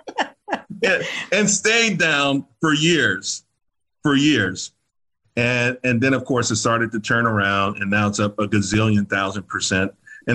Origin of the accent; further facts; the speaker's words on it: New York, United States; also born or lived in Pittsburgh / San Antonio / Germany / Japan; growing up in Harlem